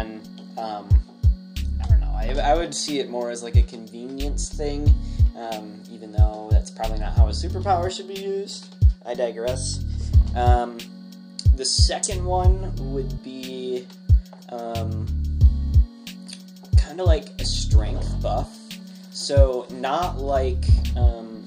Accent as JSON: {"language": "English", "region": "Illinois", "country": "United States", "tie": "born or raised there", "also_born_or_lived": "Palatine, Illinois / Algonquin, Illinois / Genoa, Illinois", "moved": "yes", "lives_now": "Michigan, United States", "said": "I'm from Illinois. So I was born in a town called Palatine. And then from there, I moved to Algonquin as a wee babe"}